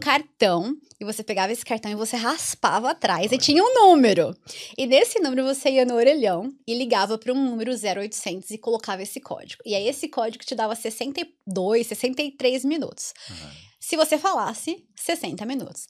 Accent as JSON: {"language": "Portuguese", "town": "Americana", "region": "São Paulo", "country": "Brazil", "tie": "born or raised there", "also_born_or_lived": "Mato Grosso do Sul", "accent": "interior of São Paulo (caipira R)", "moved": "as an adult", "lives_now": "Ireland", "said": "sou do interior, como dá para perceber bem no meu, no meu sotaque"}